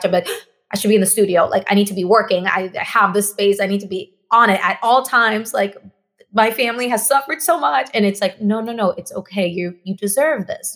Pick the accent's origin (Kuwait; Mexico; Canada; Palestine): Mexico; first language Spanish; English is a second language; now in Los Angeles, United States; Me, myself, I am Mexican. I grew up in Mexico. Spanish is my first language